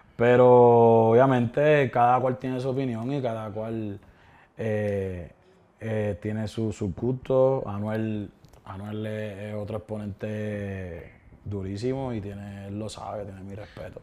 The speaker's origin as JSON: {"language": "Spanish", "town": "Vega Baja", "country": "Puerto Rico", "said": "Yo soy de, de Vega Baja, en Puerto Rico"}